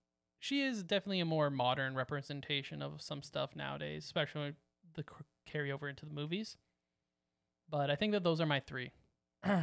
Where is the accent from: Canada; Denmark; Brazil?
Canada; Sorry, we're Canadian.